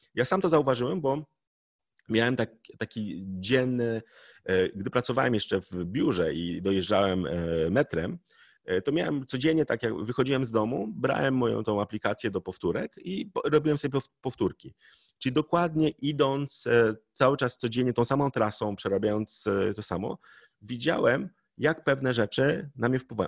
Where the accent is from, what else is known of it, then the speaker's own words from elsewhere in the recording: Poland; my Polacy